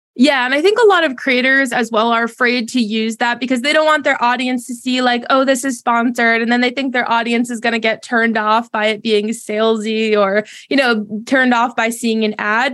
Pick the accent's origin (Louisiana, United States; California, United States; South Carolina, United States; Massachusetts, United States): Massachusetts, United States; now in Charlotte, United States; I'm originally from Massachusetts